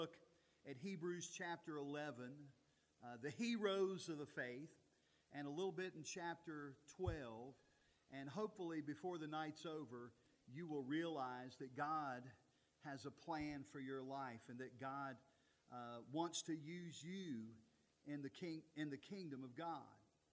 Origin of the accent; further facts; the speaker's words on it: Altavista or Lynchburg, Central Virginia, United States; I grew up in Central Virginia. Most of my life as a child growing up lived in Alta Vista or Lynchburg, Virginia, one of those two towns